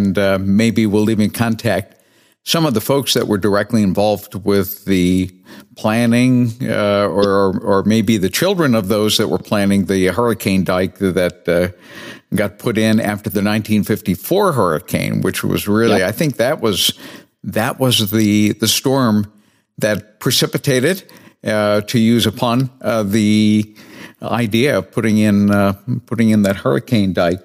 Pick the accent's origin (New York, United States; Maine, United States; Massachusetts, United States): Massachusetts, United States; New Bedford; moved away; New Bedford. That's my hometown and my home port